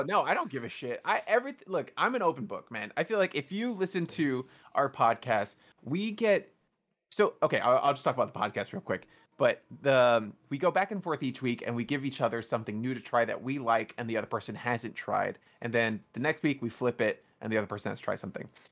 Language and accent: English; New York City, New York, United States; I grew up in New York City